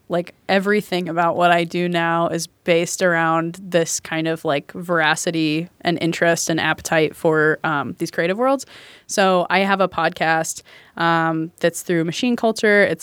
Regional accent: the South, United States; Cause I grew up in the South.

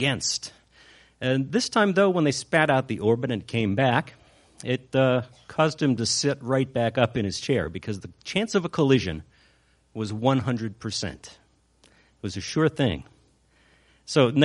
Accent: Chicago, Illinois, United States; I'm from Chicago

